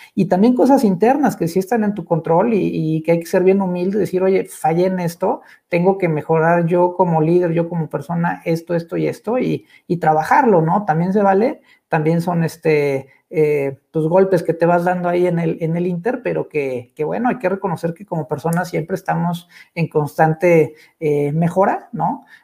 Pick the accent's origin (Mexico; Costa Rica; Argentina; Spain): Mexico; como mexicanos y como sociedad